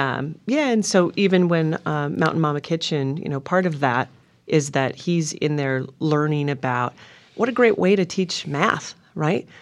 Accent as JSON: {"language": "English", "region": "Montana", "country": "United States", "tie": "born or raised there", "also_born_or_lived": "Minnesota", "moved": "yes", "lives_now": "Oregon, United States", "said": "growing up in Montana"}